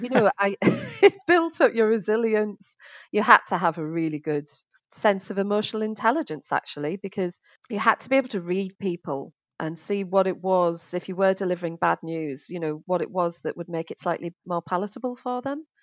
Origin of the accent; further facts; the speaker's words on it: Middlesbrough, North East England, United Kingdom; now in Finchley, United Kingdom; as you can probably tell from my accents, I'm, uh, originally from the northeast of England, Middlesbrough